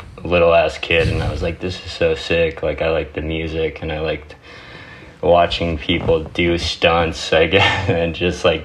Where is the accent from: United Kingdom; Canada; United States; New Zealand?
United States; Telluride, Colorado; also born or lived in Vermont; I grew up in Southwest Colorado near the Four Corners area. Well, I was born out here in Vermont, and my parents moved to Colorado when I was really young. And I grew up in a ski town. It's called Telluride.